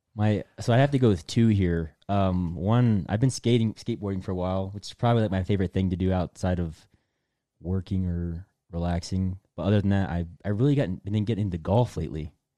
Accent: Delaware, United States; moved away; also born or lived in North Carolina; I'm from Delaware, which is where I moved to the first time

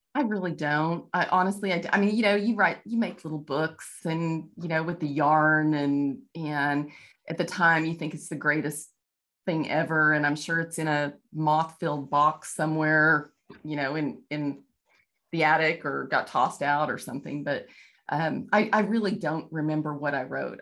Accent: Texas, United States; moved away as an adult; now in Kansas, United States; I'm from Texas. I'm, I live in Kansas now

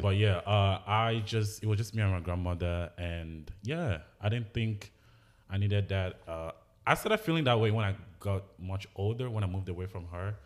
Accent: Anambra, Nigeria; now in United States; I grew up in Anambra with my grandmother

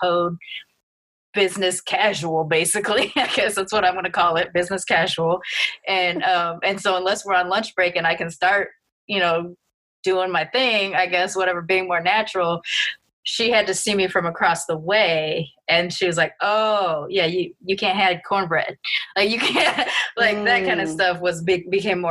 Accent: Long Beach, California, United States; moved away; also born or lived in Texas; my growing up in Long Beach makes me a different kind of Black person

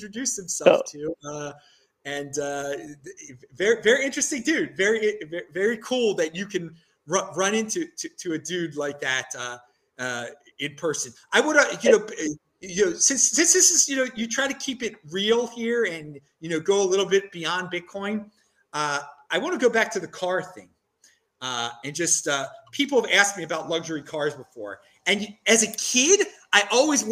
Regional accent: Maryland, United States; now in Bowling Green, United States; I'm from Maryland

